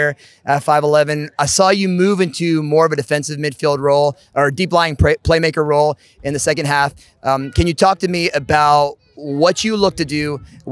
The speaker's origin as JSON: {"language": "English", "town": "Newark", "region": "New Jersey", "country": "United States", "tie": "born or raised there", "said": "I grew up just outside of Ironbound in Newark"}